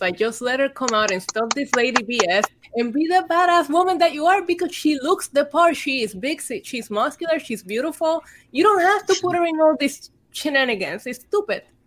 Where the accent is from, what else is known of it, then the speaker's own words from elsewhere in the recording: Vega Baja, Puerto Rico; also born or lived in Bayamón, Puerto Rico / San Juan, Puerto Rico; I was born in Bayamon. I grew up in Vega Baja, and then I went to school in San Juan.